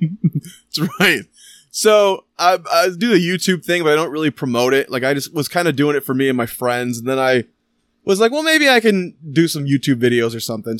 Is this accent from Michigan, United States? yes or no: yes; Michigan, United States; We're from Michigan. I'm from Michigan